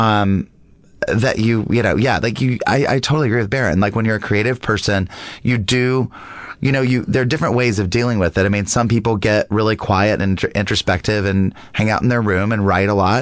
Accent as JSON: {"language": "English", "region": "the South", "country": "United States", "tie": "born or raised there", "said": "I grew up in the South"}